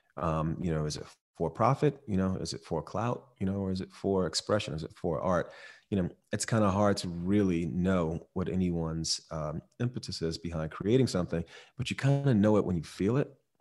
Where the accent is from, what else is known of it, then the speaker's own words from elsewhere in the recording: Miami, Florida, United States; I grew up in Miami